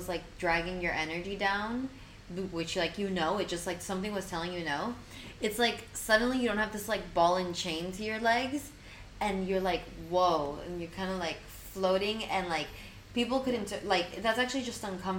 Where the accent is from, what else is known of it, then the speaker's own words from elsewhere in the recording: Argentina; moved away; So, like, I moved here 2 years ago from Argentina.